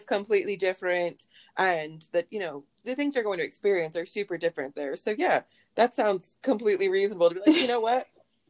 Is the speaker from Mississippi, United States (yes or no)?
no; Charlotte, North Carolina, United States; I grew up in the Charlotte area as well